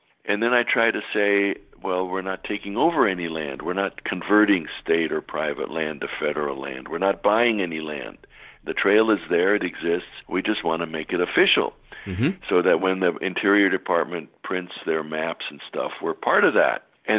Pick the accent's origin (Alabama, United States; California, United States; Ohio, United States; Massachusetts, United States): California, United States; now in Maryland, United States; Like you, I'm a Westerner. As I said, I grew up in California and did lots of hiking in the Sierras.